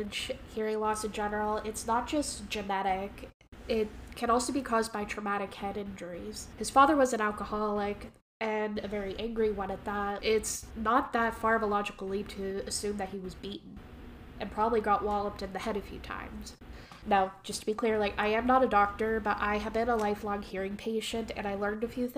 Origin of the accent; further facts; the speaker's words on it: Canada; accent: Canadian; I have my own Canadian dialect